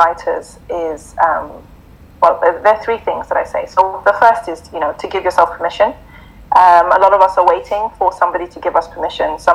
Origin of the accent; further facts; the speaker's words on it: Zimbabwe; Mufti Menk's from my country, so we're both from Zimbabwe.